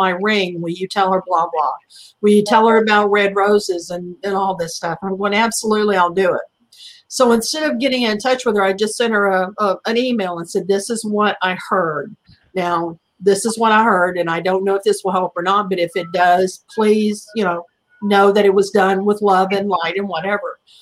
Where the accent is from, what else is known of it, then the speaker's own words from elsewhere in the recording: the South, United States; being brought up in the South